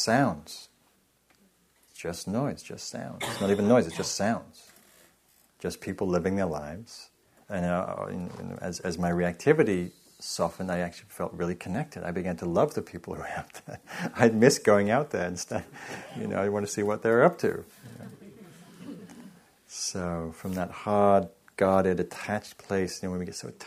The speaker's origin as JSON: {"language": "English", "region": "England", "country": "United Kingdom", "moved": "as an adult", "lives_now": "United States", "said": "I'm from England"}